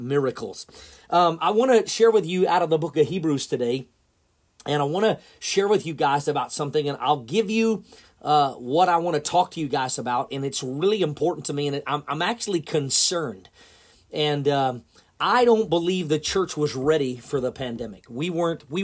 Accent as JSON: {"language": "English", "region": "Oklahoma", "country": "United States", "tie": "born or raised there", "moved": "as an adult", "lives_now": "Missouri, United States", "said": "I grew up in Oklahoma all of my life. I lived there my whole entire life until I got married and moved to Missouri"}